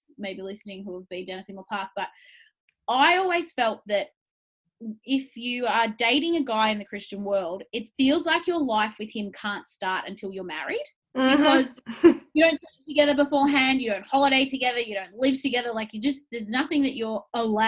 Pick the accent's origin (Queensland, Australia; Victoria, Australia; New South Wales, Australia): Victoria, Australia; Melbourne; I'm from Melbourne.